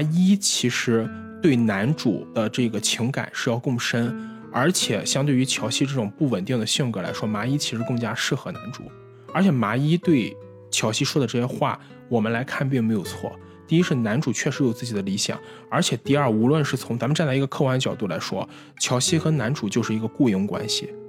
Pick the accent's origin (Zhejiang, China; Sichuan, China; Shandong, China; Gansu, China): Shandong, China; Qingdao; 我作为一个青岛人来说，我个人更喜欢的还是这样的海